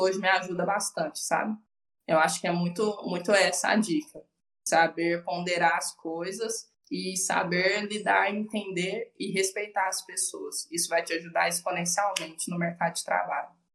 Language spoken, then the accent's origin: Portuguese; Uberlândia, Minas Gerais, Brazil; Eu sempre morei com os meus pais, sou daqui de Uberlândia